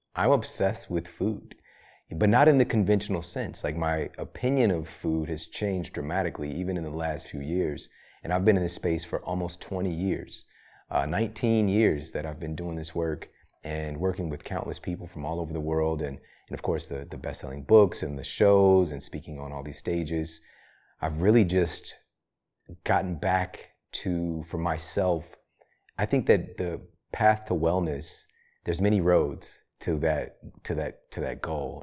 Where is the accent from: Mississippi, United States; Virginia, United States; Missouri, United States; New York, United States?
Missouri, United States; Ferguson; also born or lived in St. Louis, Missouri; I'm from Saint Louis, Missouri, you know? I'm from Ferguson, Missouri